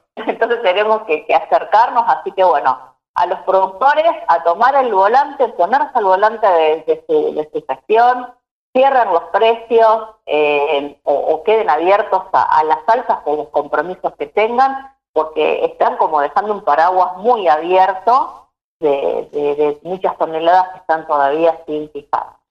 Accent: Vigar, Santa Fe, Argentina; now in Junín, Argentina; nací en Vigar, eh, un pueblo

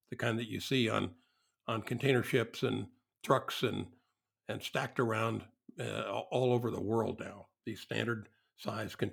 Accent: Ireland; I'm, I'm Irish.

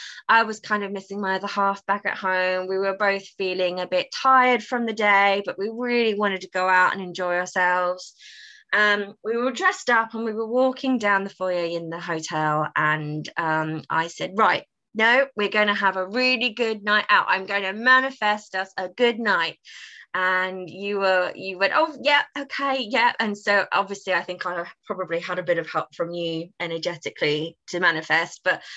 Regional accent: United Kingdom; Being British, I was slightly mortified with the dancing

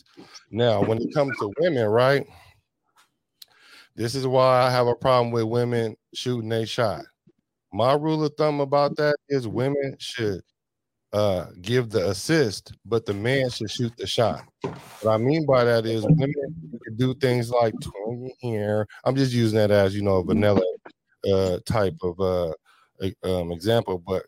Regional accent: the Bay Area, California, United States; I'm from the Bay

